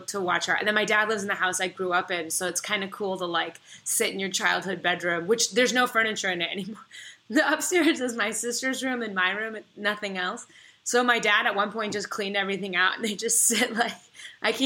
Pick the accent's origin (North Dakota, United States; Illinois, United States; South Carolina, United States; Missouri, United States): Missouri, United States; Kansas City; moved away; I'm from Kansas City